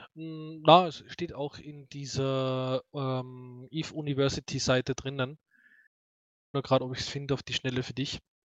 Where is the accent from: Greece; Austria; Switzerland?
Austria; accent: Austrian dialect; mein österreichischer Dialekt ist nicht so herb